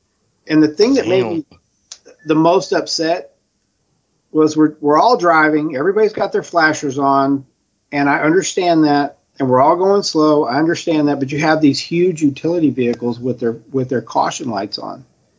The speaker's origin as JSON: {"language": "English", "town": "Spring", "region": "Texas", "country": "United States", "also_born_or_lived": "Phoenix", "said": "so I'm from Texas, Houston. Spring, to be more exact. And I haven't been here my whole life. I got here in 79. My parents are from here, but I came from Phoenix."}